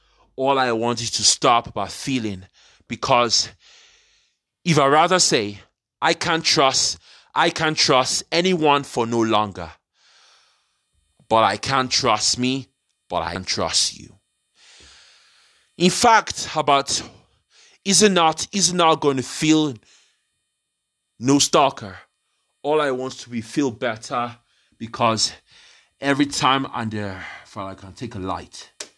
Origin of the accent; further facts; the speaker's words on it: London, United Kingdom; I grew up in London, British born.